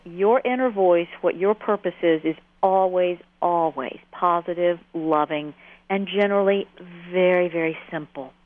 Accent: Atlanta, Georgia, United States; I grew up in Atlanta, which you can probably hear.

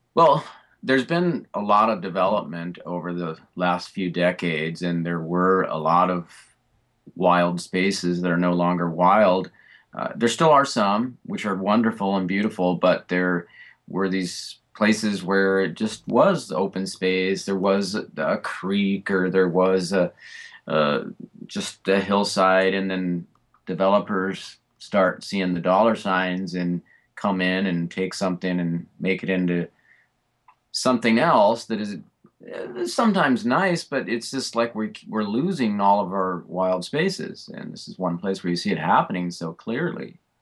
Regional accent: Fullerton, California, United States; I grew up in Fullerton

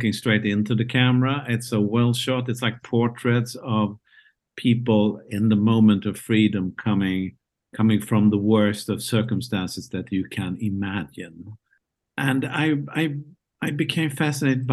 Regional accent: Malmö, Skåne, Sweden; my hometown, Malmö, Sweden

